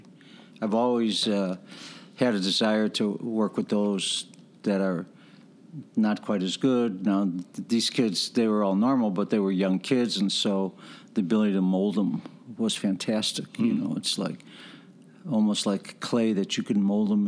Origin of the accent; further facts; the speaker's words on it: Chicago, Illinois, United States; I grew up on the west side of the city, Chicago